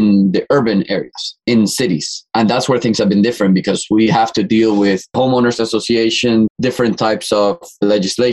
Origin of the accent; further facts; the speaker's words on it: Ecuador; moved away as an adult; also born or lived in Boston, United States; now in Miami, United States; I'm originally from Ecuador. I've been in Miami for around 7 to 8 years now